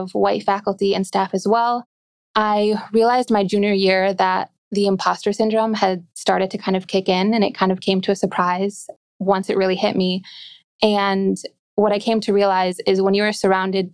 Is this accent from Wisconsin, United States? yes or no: yes; Glendale, Wisconsin, United States; I've always lived in the suburbs of Milwaukee. That's where I was born and raised